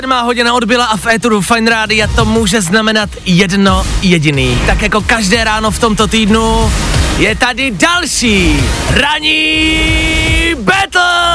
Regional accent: Czechia; jako Češi

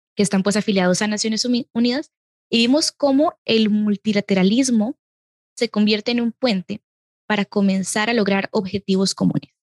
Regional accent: Costa Rica; yo como costarricense

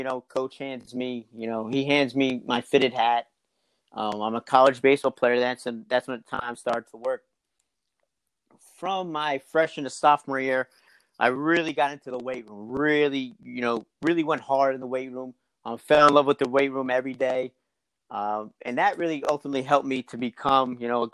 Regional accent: Richard Park, New Jersey, United States; moved away as an adult; So I'm from New Jersey. I grew up in Richard Park, New Jersey, a little small town

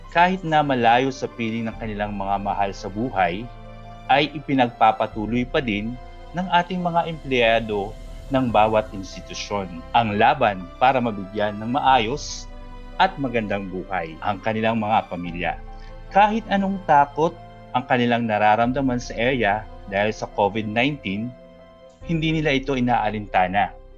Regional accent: Bicol Region, Philippines; now in Bohol, Philippines; I am a Bicolano, but currently based here in Bohol

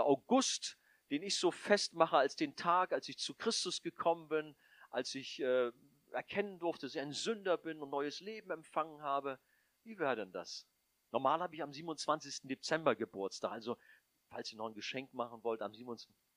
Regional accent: Northern Germany, Germany; also born or lived in Hamburg; als Norddeutsche haben wir das ja

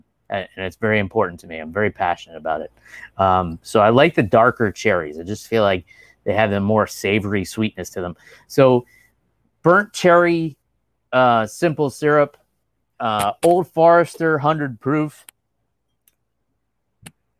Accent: New York City, New York, United States; moved away; my hometown was the greatest place to grow up

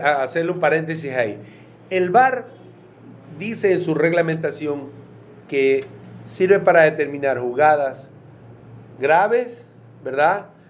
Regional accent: Ecuador; Los ecuatorianos vamos a decir

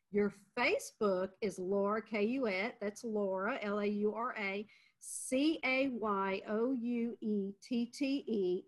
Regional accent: Louisiana, United States; moved away; Louisiana is my home state

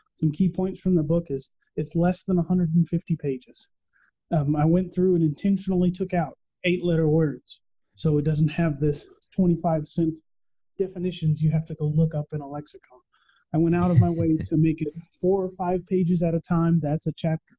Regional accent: Texas, United States; I am born and raised in Texas, where Spanish is a part of our daily lives

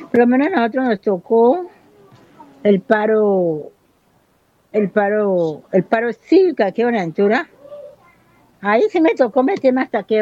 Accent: Buenaventura, Valle del Cauca, Colombia; Yo soy nacida y criada aquí en Buenaventura. Ah, he vivido en otras partes fuera de Buenaventura, pero yo soy de aquí, de Buenaventura. Yo nací en el barrio El Firme y me crié en el barrio Lleras.

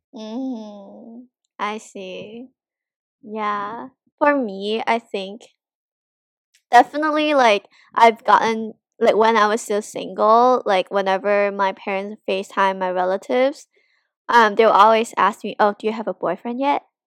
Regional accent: Hong Kong; moved away as an adult; now in United States; I'm from Hong Kong and there are so many custom and, like, culture in Hong Kong that I still, like, follow or practice

